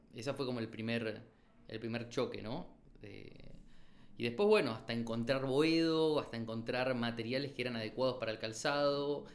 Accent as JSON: {"language": "Spanish", "region": "Chaco", "country": "Argentina", "moved": "as an adult", "lives_now": "Buenos Aires, Argentina", "said": "Yo soy del Chaco, vine a estudiar arquitectura a Buenos Aires"}